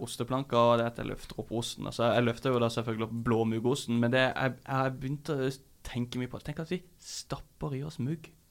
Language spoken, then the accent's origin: Norwegian; Kristiansand, Agder, Norway; moved away; Jeg kom fra Kristiansand.